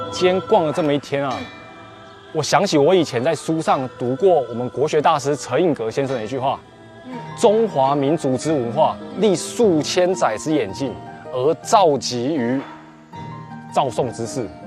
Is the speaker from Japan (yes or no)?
no; Taiwan; now in Guangzhou, China; 我是来自广州的台青